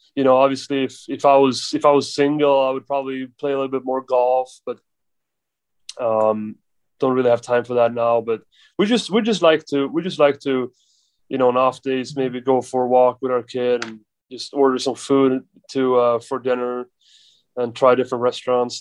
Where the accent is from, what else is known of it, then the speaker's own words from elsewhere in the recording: Sweden; English is a second language; moved away as an adult; now in New York, United States; we're both from Sweden